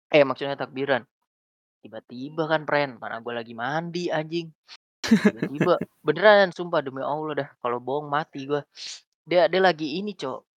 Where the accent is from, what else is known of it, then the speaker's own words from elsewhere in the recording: Pati, Central Java, Indonesia; kampung gue di Pati ya.